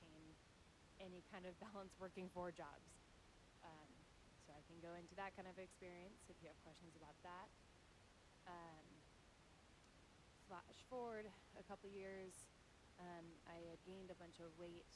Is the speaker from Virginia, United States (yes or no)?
yes; Richmond, Virginia, United States; I was born in Richmond, Virginia